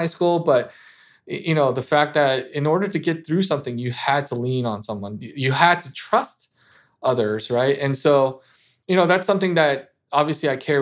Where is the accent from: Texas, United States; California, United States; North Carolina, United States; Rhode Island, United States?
California, United States; Los Angeles; I grew up in Los Angeles, obviously Southern California